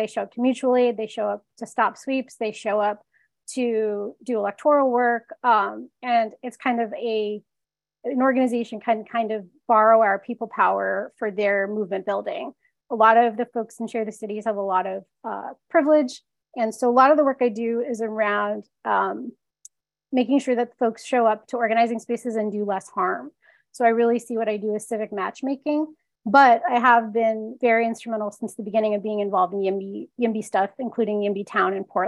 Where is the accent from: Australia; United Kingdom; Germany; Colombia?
Colombia; Bogotá; also born or lived in Chicago; now in Seattle, United States; I was born in Bogota, Colombia.